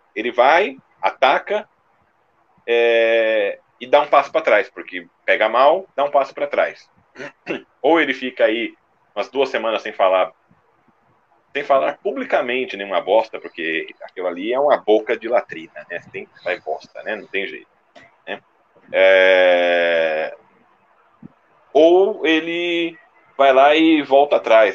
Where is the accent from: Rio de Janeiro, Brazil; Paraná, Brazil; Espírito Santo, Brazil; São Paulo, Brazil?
São Paulo, Brazil; eu como paulista